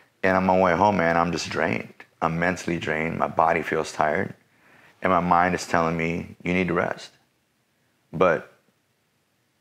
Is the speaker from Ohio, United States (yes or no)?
no; Peoria, Illinois, United States; moved away as an adult; also born or lived in Chicago, Illinois; now in Orange County, United States; I was born and raised in Illinois in a small city called Peoria.